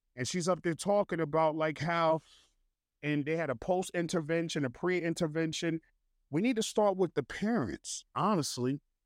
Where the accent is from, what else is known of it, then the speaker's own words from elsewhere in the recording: New Jersey, United States; moved away; I'm from Jersey